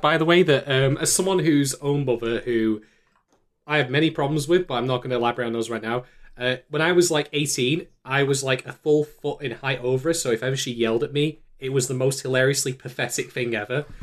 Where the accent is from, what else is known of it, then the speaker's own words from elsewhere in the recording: Manchester, North West England, United Kingdom; my hometown